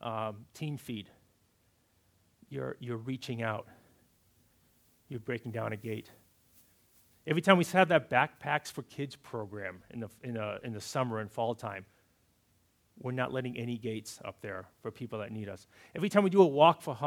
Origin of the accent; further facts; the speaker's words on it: Massachusetts, United States; Growing up in Massachusetts, we had these certain traditions that we did for Thanksgiving and Christmas Eve, and being good New Englanders